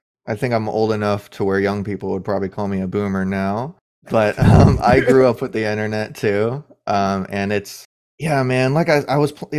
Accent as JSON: {"language": "English", "region": "Florida", "country": "United States", "said": "as someone from Florida"}